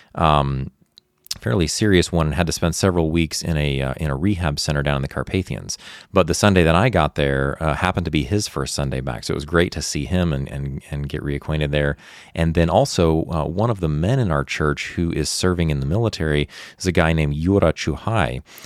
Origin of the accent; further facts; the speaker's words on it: United States; moved away as an adult; also born or lived in Ukraine; I'm an American